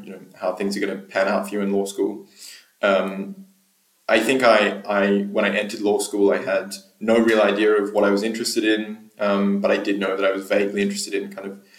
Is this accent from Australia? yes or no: yes; Australia; moved away as an adult; also born or lived in Cambridge, United Kingdom; now in London, United Kingdom; I'm from Australia originally, which is where I did my undergraduate and then Juris Doctor degrees in Australia.